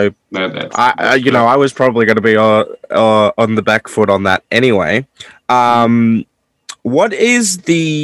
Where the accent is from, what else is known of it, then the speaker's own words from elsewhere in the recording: Australia; even as an Australian